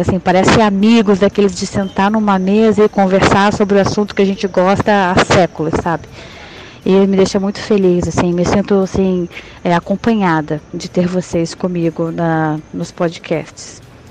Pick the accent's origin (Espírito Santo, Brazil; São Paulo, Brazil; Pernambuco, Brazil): Espírito Santo, Brazil; interior of; now in Petrópolis, Brazil; sou do interior do Espírito Santo